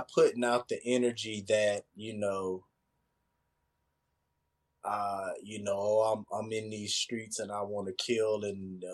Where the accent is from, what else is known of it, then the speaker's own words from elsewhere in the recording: Mississippi, United States; moved away; also born or lived in Florida; I grew up in Mississippi